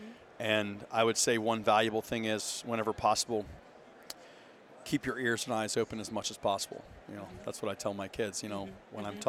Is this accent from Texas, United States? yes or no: yes; Austin, Texas, United States; I'm from Austin